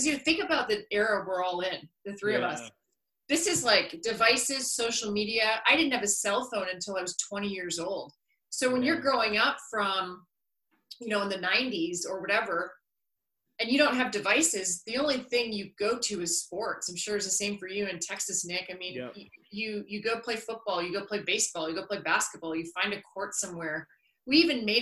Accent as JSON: {"language": "English", "town": "Collingwood", "region": "Ontario", "country": "Canada", "tie": "born or raised there", "said": "being a 5-year-old growing up in Collingwood"}